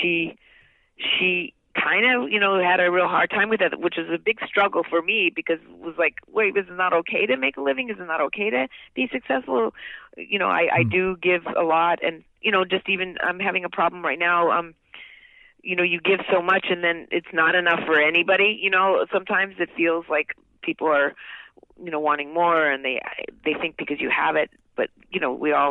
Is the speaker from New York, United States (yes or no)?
yes; New York City, New York, United States; when I was 4 years old and we lived in New York City, I was born in New York